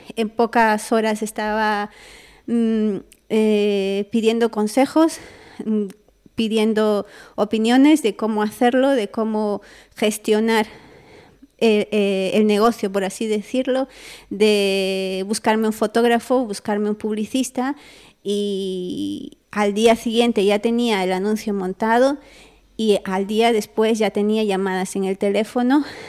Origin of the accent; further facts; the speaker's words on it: Peru; Yo soy una chica peruana